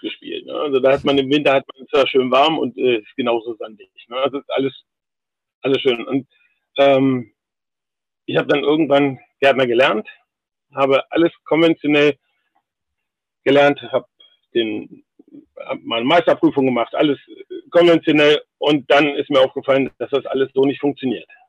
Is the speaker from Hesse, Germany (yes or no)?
no; Algermissen, Lower Saxony, Germany; Ich bin in Algermissen geboren. Algermissen liegt genau zwischen Hildesheim und Hannover, ungefähr auf der Hälfte.